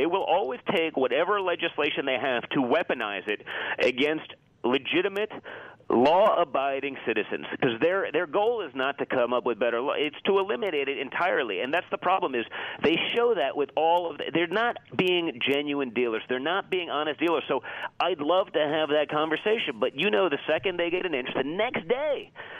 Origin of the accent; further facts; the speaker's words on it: New York City, New York, United States; I grew up in New York City as the son of a billionaire.